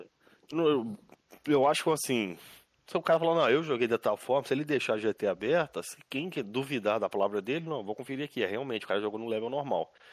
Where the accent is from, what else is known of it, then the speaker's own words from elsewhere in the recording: Minas Gerais, Brazil; moved away; also born or lived in Rio de Janeiro border area; Sou de Minas, mas moro na divisa.